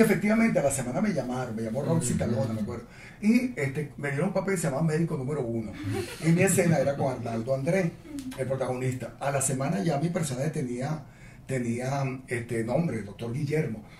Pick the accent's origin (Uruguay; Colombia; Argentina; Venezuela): Venezuela; yo lo que soy es un venezolano angustiado